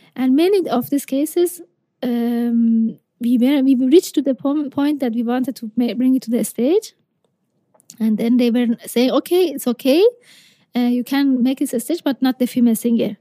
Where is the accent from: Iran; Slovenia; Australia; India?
Iran; Isfahan; I'm from Isfahan, so it's 400 kilometers south to, mm-hmm. to Shiraz